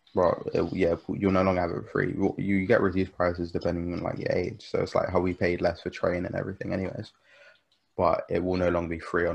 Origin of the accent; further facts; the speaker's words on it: London, United Kingdom; As a Londoner